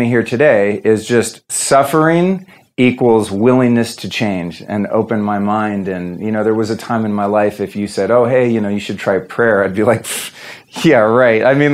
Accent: Northern California, United States; I'm from Northern California. I grew up in the 70s and there was a lot of drugs around. So my childhood was really fucked up.

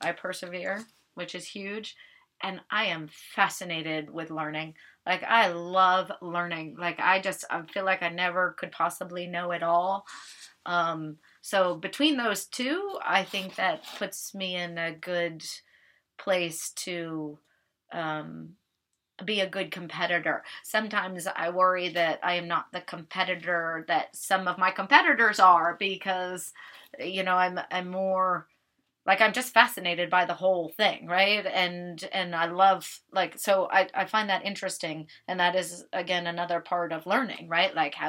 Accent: Alaska, United States; And I grew up in Alaska. As I said, my dad was in the Coast Guard.

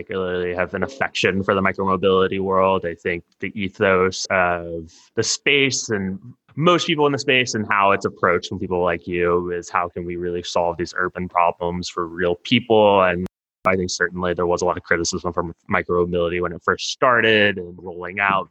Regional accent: Houston, Texas, United States; now in Los Angeles, United States; I'm from Texas. I grew up in Houston.

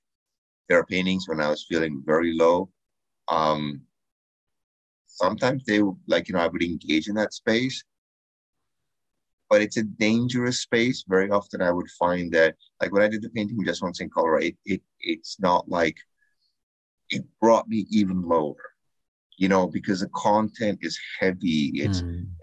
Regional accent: Canada; as a Canadian

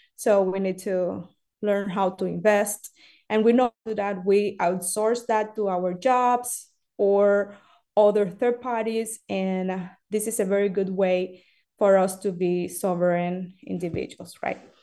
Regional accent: Cuba; English is a second language; moved away; I am from Cuba

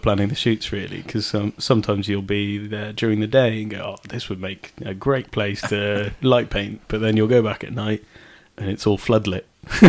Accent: Shrewsbury, West Midlands, United Kingdom; also born or lived in New Zealand; Well, I was born in Shrewsbury. But I don't think I could ever move away from Shrewsbury again. But I, as a child, I lived. We moved to New Zealand for 2.5 years.

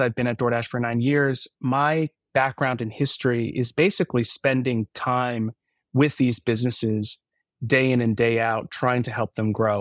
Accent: Palo Alto, California, United States; my hometown of Palo Alto

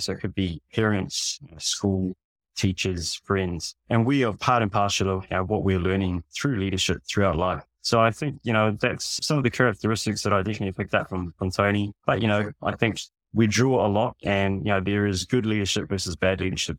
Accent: New Zealand; also born or lived in Fiji; I was born in Fiji Islands. I've been raised in, in New Zealand

